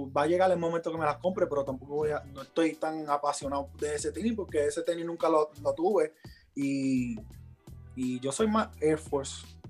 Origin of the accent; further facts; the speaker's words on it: New York City, New York, United States; yo soy de Queens. yo soy de Queens.